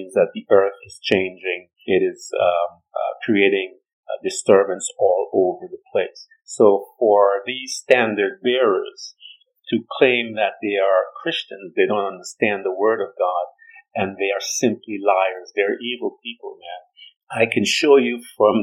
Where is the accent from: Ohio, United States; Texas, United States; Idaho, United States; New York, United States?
New York, United States; I'm from New York